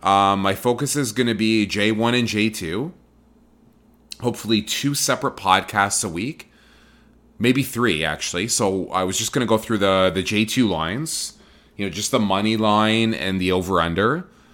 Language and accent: English; Toronto, Ontario, Canada; now in Vancouver, Canada; I'm born and raised in Toronto, Ontario, Canada